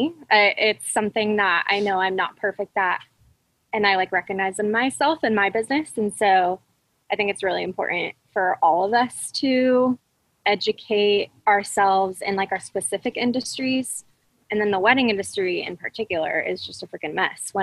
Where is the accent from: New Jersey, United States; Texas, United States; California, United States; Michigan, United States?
California, United States; Fresno; now in Orange County, United States; I grew up in the Central Valley of California, which is like conservative hub of California